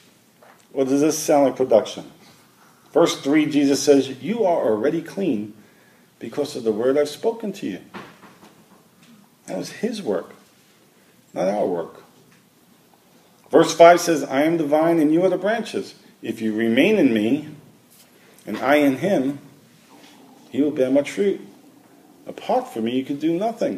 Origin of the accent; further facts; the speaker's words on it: New York City, New York, United States; moved away; also born or lived in Washington; I grew up in Brooklyn.